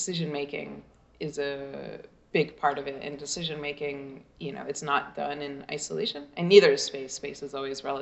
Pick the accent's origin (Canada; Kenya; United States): United States; I'm American